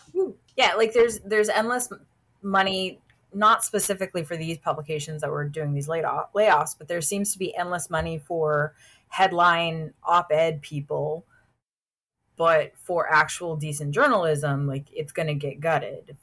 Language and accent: English; Houston, Texas, United States; my hometown publication